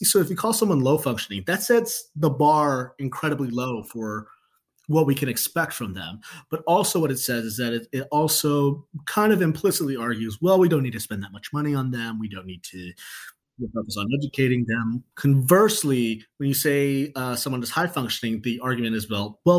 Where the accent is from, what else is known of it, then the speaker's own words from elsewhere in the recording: Chicago, Illinois, United States; I'm from Chicago